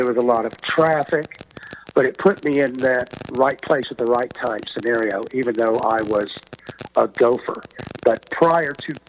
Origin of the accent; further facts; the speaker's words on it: Hot Springs, Arkansas, United States; moved away; That's the way I was raised in Hot Springs, Arkansas. We have lakes like that and mountains and woods. And that's the way I was raised.